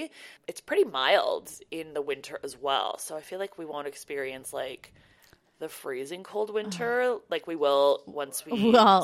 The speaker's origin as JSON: {"language": "English", "country": "Canada", "tie": "born or raised there", "said": "like, you know, growing up in Canada, obviously we know how to drive in the snow."}